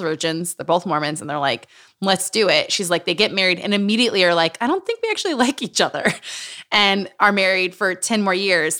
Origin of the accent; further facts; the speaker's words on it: Utah, United States; moved away; also born or lived in New Mexico / Los Angeles; Growing up in Utah.